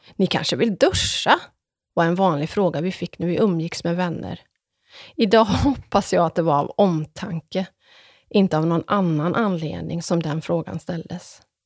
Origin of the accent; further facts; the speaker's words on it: Ulricehamn, Västra Götaland, Sweden; när jag var liten så växte jag upp med farmor Emmy och mostrarna